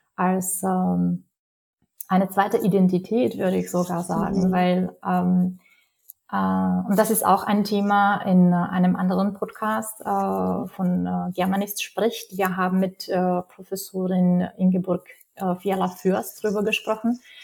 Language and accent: German; Czechia; German is a second language; moved away